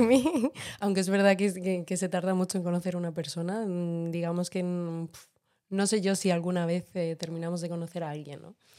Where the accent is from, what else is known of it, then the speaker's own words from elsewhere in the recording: Madrid, Community of Madrid, Spain; also born or lived in Venezuela; yo nací en Venezuela, eh, pero llevo toda mi vida en Madrid, como podéis notar eh, por mi acento. No tengo, tengo cero acento venezolano